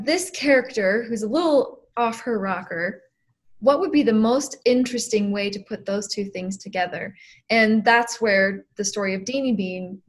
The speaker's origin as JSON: {"language": "English", "region": "Colorado", "country": "United States", "tie": "born or raised there", "said": "I grew up in Colorado"}